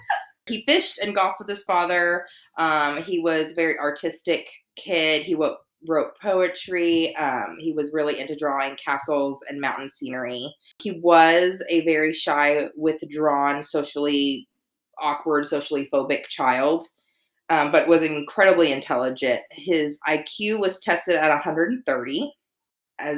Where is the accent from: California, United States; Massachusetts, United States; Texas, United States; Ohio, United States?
Texas, United States; Dallas; We are also from Dallas.